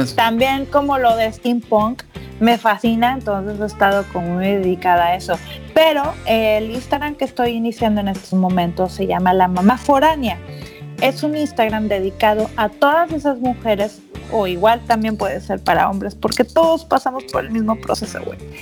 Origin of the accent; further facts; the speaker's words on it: Monterrey, Nuevo León, Mexico; moved away as an adult; also born or lived in Mexicali; now in San Francisco, United States; Yo vengo de Monterrey